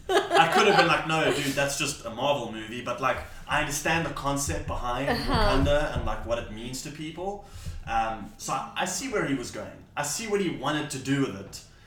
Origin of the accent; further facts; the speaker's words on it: South Africa; I'm from South Africa.